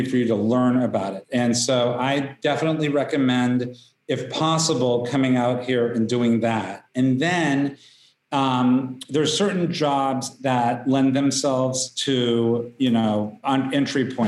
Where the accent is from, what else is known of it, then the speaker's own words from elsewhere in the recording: Wichita, Kansas, United States; I grew up in Wichita, Kansas